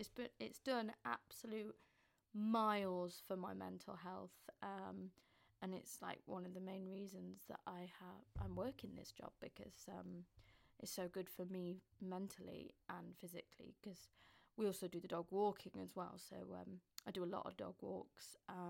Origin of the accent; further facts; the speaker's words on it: Northern England, United Kingdom; accent: Northern; now in London, United Kingdom; I live in London. I'm originally from up north, so you'll hear a bit in my accent. Although I've been living with Southerners for quite a bit now, so sometimes the Southern traits sometimes trickle into my words sometimes. But yeah, still a Northerner technically.